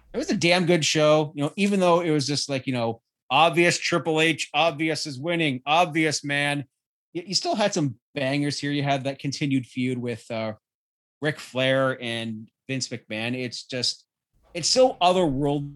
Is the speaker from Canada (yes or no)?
yes; Canada; being Canadian